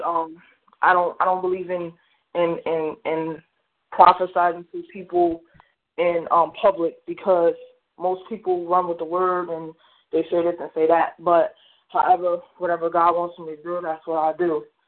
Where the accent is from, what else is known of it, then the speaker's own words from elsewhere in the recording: New Jersey, United States; I'm from New Jersey